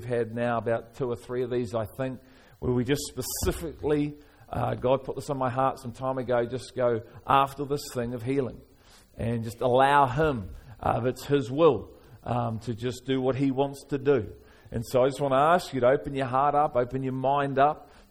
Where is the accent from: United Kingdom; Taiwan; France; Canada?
United Kingdom; Liverpool, North West England; moved away; I'm from Liverpool originally